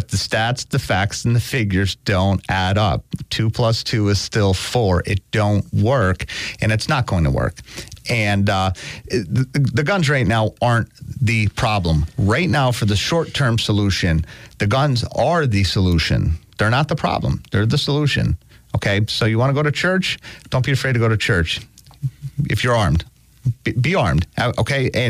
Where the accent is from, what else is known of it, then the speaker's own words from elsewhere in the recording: Scranton, Pennsylvania, United States; I'm a Scrantonian my whole life